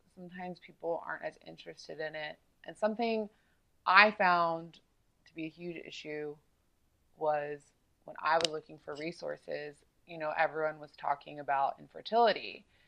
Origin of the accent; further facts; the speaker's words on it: South Carolina, United States; I grew up in South Carolina